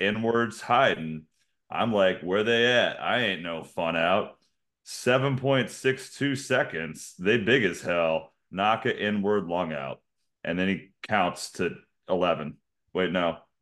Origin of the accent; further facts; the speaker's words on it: United States; we're American